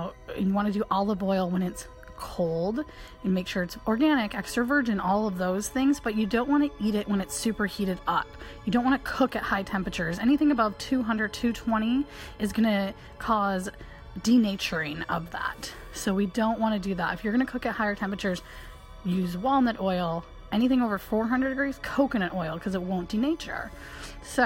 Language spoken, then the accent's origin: English; Michigan, United States; where I grew up in Michigan